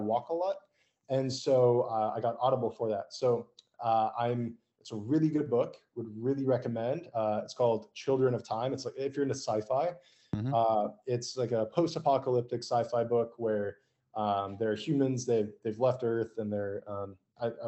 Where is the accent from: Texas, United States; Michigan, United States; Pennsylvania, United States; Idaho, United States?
Idaho, United States; outside Boise; now in Austin, United States; I grew up in Idaho, and we were a ways outside of Boise.